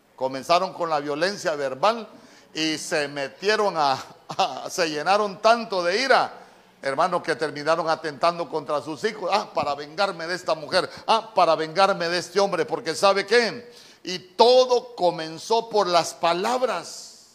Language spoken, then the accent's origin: Spanish; Honduras; En buen catracho, las palabras precipitadas, como decimos nosotros